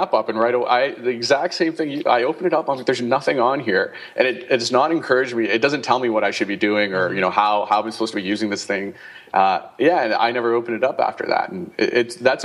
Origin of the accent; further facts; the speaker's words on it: Canada; I'm Canadian